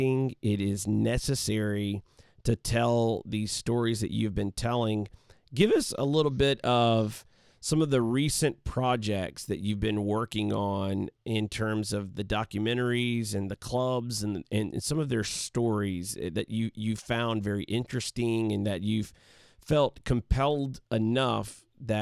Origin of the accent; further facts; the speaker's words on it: Alabama, United States; the same area where I am from in Alabama